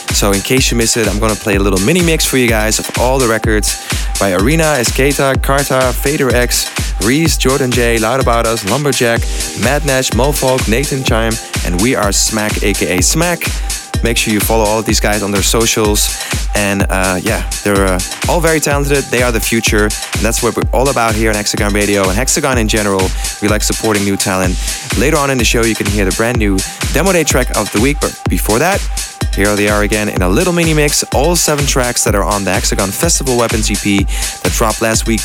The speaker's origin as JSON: {"language": "English", "country": "Netherlands", "tie": "born or raised there", "said": "the Netherlands, my home country"}